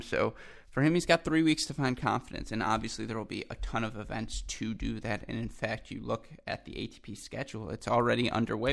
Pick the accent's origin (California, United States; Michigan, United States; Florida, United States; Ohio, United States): Michigan, United States; Ann Arbor; my hometown